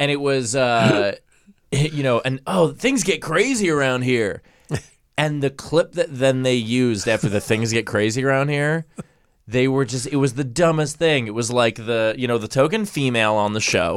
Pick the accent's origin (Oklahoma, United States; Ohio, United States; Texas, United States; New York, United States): New York, United States; New York City; I grew up in Queens